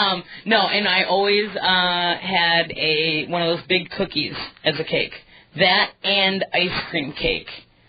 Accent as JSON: {"language": "English", "town": "New Berlin", "region": "Wisconsin", "country": "United States", "tie": "born or raised there", "said": "I grew up in New Berlin, which is outside of Milwaukee, and we actually lived not too far from the bike trail"}